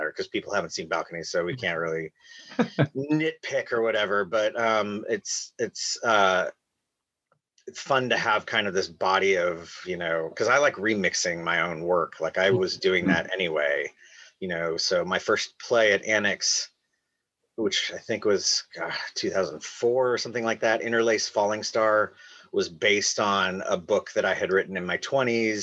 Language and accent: English; Iowa, United States; moved away; I'm from Iowa, and then I went to college in Iowa